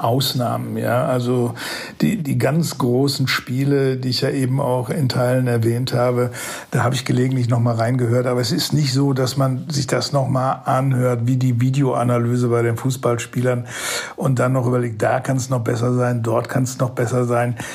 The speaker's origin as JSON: {"language": "German", "town": "Datteln", "region": "North Rhine-Westphalia", "country": "Germany", "said": "Ich komme hier aus Datteln, das ist das Venedig des Ruhrgebiets"}